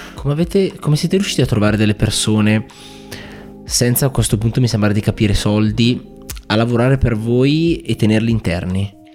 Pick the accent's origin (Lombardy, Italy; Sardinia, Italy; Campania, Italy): Lombardy, Italy; Bergamo; siamo tutti e due di Bergamo, è la prima volta che intervisto un compaesano